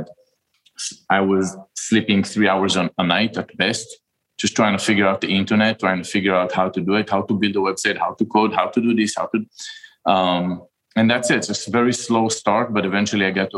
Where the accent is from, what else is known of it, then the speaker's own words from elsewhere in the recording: Israel; moved away as an adult; now in United States; I'm from Israel. And when I finished the military service, I came down here to the United States and I went to business school